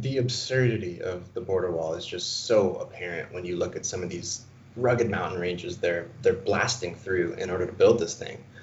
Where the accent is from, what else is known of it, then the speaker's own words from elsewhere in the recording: Arizona, United States; I'm born and raised in Arizona